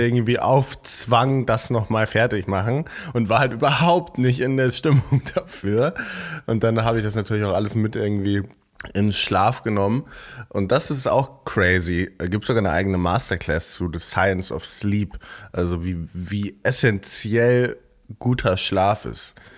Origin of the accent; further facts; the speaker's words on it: Eckernförde, Schleswig-Holstein, Germany; Eckernförde ist ja direkt am Meer, also direkt an der Ostsee, da wo ich, da wo ich herkomme.